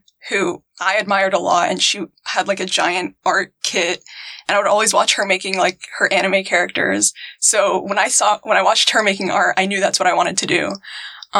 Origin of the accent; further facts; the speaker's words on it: Virginia, United States; moved away; also born or lived in Houston, Texas; I was born and raised in Virginia